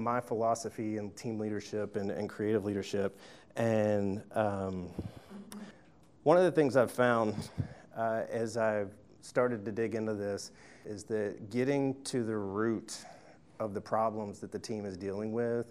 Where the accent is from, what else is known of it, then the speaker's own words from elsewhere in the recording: Tuscaloosa, Alabama, United States; I'm from Tuscaloosa, Alabama